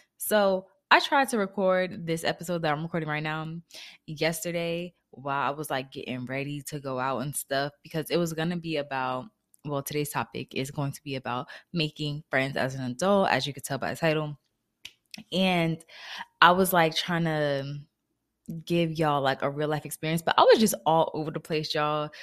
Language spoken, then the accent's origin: English; New Jersey, United States; moved away as an adult; also born or lived in Florida; I moved back to Jersey where I'm originally from